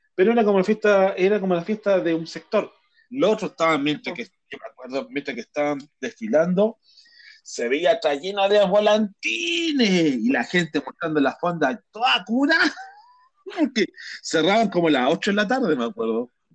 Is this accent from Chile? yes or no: yes; Chile